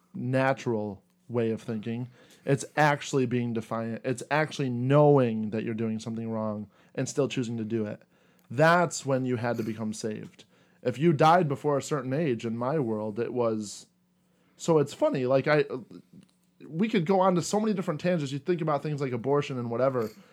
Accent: United States; I was born in America, to a blue collar family

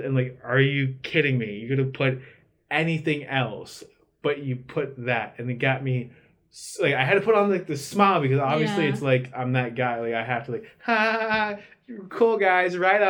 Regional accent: Lehigh Township, Pennsylvania, United States; I was from Lehigh Township, so it's a very big school district. Yeah. So people, it's divided up into the townships and the borough. So there's Moore Township and then Lehigh Township. Granted, in my township, Dannysville, where I'm from

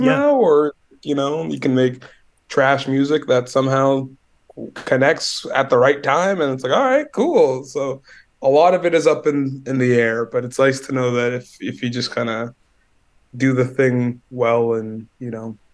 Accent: Winnipeg, Manitoba, Canada; also born or lived in Montreal; I'm Winnipeg born and raised, so I've been here my whole life.

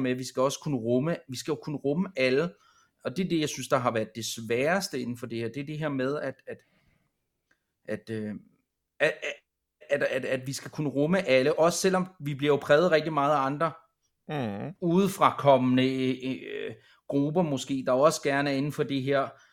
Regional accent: Copenhagen, Capital Region of Denmark, Denmark; Jeg er selv fra København af

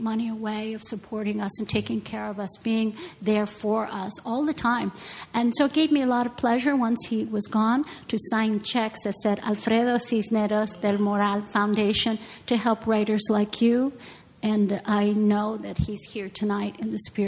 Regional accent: Chicago, Illinois, United States; moved away; I'm so happy to be back in my hometown

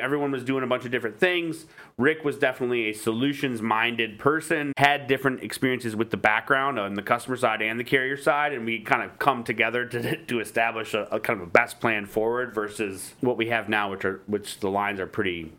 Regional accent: Detroit, Michigan, United States; I am from Detroit

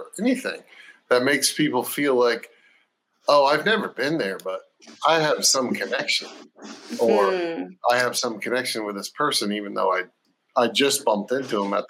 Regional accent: Florida, United States; And I'm not a Southern person. I'm from Florida.

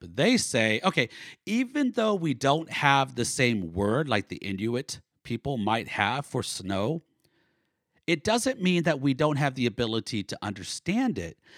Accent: Northern California, United States; now in Oklahoma, United States; I was born in Oklahoma, but I grew up mostly in Northern California, and then I lived for 22 years in Southern California

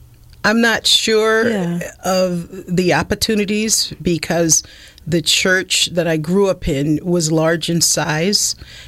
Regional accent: the South, United States; accent: Southern; So I was put into speech, and with those processes, I pretty much lost my Southern accent.

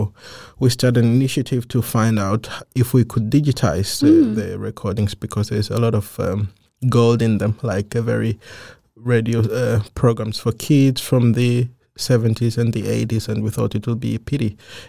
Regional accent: Germany; now in Denmark; Well, as a child, I grew up in Germany with my whole family.

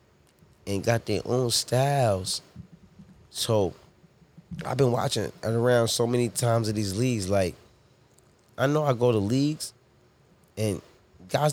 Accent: New York City, New York, United States; born or raised there; also born or lived in Toronto, Canada / Harlem / Hempstead

